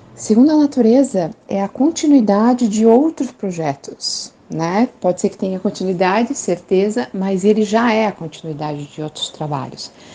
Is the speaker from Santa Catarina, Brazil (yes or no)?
no; Curitiba, Paraná, Brazil; sou de Curitiba, moro em Curitiba nesse momento